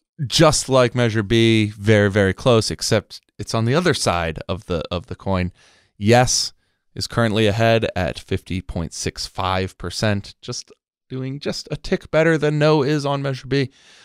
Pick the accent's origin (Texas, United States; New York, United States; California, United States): California, United States; San Diego; the old rules that I grew up with in San Diego politics